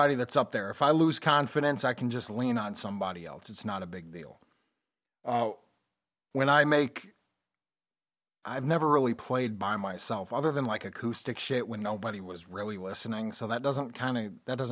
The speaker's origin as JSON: {"language": "English", "region": "Connecticut", "country": "United States", "tie": "born or raised there", "said": "When we were playing in bands growing up in Connecticut"}